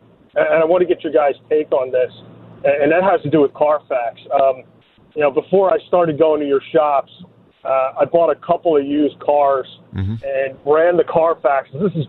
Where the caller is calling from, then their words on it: San Diego, California, United States; also born or lived in Beverly Hills; I said I was calling from San Diego, so it's almost official that I'm moving, which is why I'm technically on my way to Beverly Hills